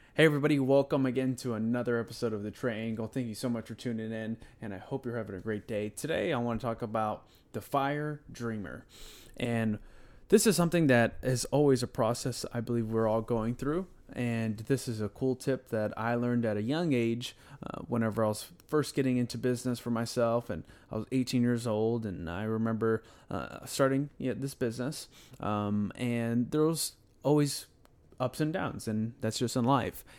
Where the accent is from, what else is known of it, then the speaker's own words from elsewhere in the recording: Houston, Texas, United States; I'm from Houston, Texas